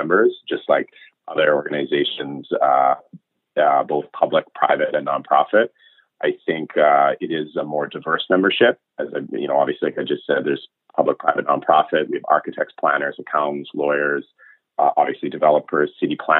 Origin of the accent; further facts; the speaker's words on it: Richmond, British Columbia, Canada; also born or lived in West End, Vancouver; I grew up in Richmond, actually, born and raised in Richmond.